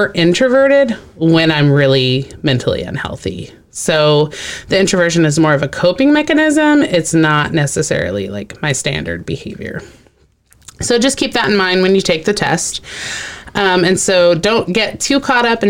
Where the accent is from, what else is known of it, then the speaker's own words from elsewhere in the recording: Texas, United States; I grew up in Texas around a lot of Hispanic people